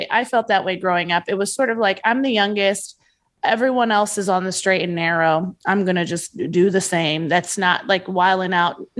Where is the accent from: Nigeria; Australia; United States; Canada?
Nigeria; I'm allowed to say this because I'm Nigerian